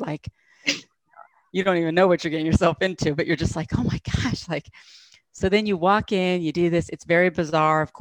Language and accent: English; United States; being American